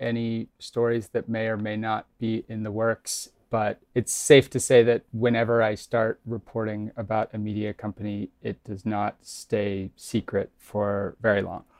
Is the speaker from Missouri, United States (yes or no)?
yes; Kansas City, Missouri, United States; moved away; I'm from Kansas City, Missouri